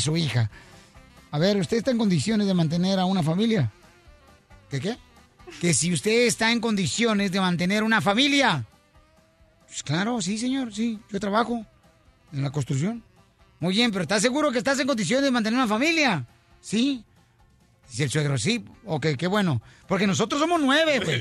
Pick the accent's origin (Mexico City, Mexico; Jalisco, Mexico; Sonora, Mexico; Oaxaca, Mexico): Jalisco, Mexico; Ocotlán; now in United States; Yo fui criado en Ocotlán